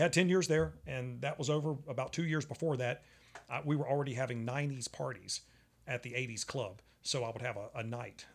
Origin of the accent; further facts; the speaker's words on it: Charlotte, North Carolina, United States; I'm at the poker table. It's Charlotte, North Carolina